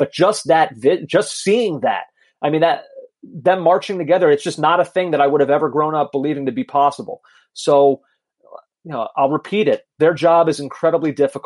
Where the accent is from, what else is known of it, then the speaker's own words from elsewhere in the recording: outside of Philadelphia, Pennsylvania, United States; I grew up outside of Philadelphia